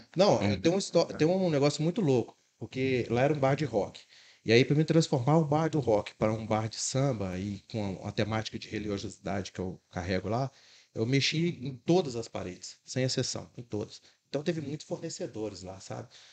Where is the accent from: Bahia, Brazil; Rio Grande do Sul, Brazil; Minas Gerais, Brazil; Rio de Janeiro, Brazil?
Minas Gerais, Brazil; Belo Horizonte; now in Contagem, Brazil; sou de Belo Horizonte, resido em Contagem é, aproximadamente uns cinco anos